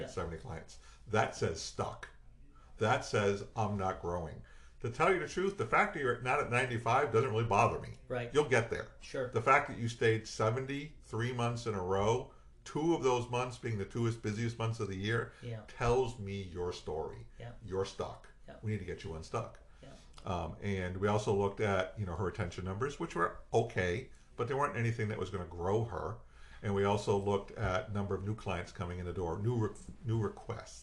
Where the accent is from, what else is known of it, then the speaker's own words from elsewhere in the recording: Worcester, Massachusetts, United States; I'm from Worcester, Massachusetts